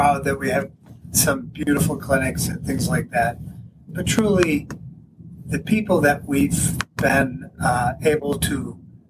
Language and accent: English; Buffalo, New York, United States; moved away as an adult; now in Jamestown, United States; I'm originally from the Buffalo area